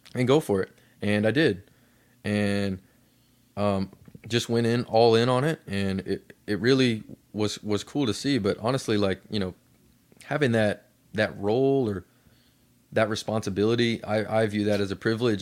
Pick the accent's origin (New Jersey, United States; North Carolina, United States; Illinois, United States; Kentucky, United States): Kentucky, United States; Lexington; I grew up in Lexington, Kentucky